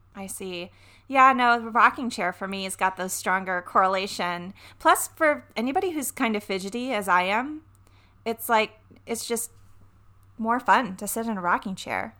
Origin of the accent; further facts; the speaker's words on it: the South, United States; I'm from the South. You guys remember I'm from the South?